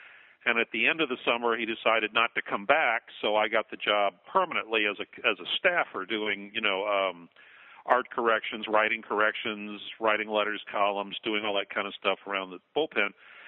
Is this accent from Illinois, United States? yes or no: no; Indianapolis, Indiana, United States; moved away as an adult; I grew up in Indianapolis as a comic book fan. I went east to college.